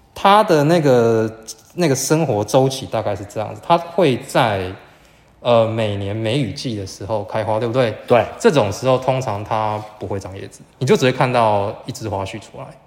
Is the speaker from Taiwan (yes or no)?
yes; southern Taiwan, Taiwan; 我是南部人